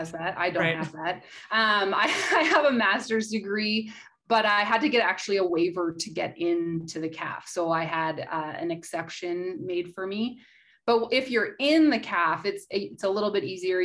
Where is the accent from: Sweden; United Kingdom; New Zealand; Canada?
Canada; Nanton, Alberta; moved away as an adult; also born or lived in Canmore, Alberta / Halifax, Nova Scotia / Ottawa, Ontario / Victoria, British Columbia; growing up in Nanton